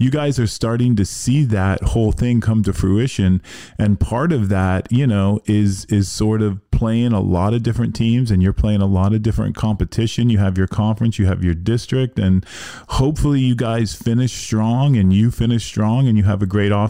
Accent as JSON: {"language": "English", "town": "Miami", "region": "Florida", "country": "United States", "tie": "born or raised there", "said": "I'm from Miami"}